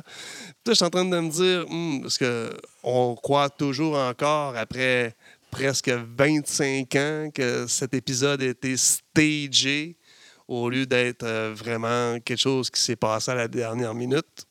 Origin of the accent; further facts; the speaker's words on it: Chibougamau, Quebec, Canada; je viens de Chibougamau